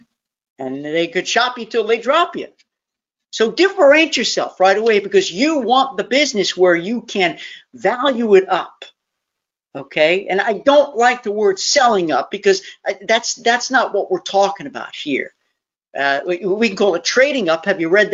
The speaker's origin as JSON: {"language": "English", "region": "New York", "country": "United States", "tie": "born or raised there", "moved": "yes", "lives_now": "Tennessee, United States"}